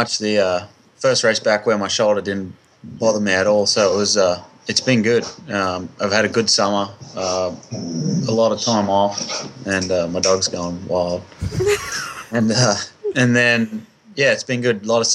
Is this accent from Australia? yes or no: yes; Australia; now in United States; I'm an Aussie.